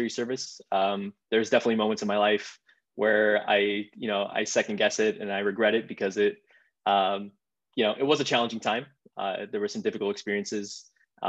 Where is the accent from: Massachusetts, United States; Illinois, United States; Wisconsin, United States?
Illinois, United States; Chicago; also born or lived in Israel; I'm originally from Israel. I immigrated to the United States at an early age. Grew up in the Chicagoland area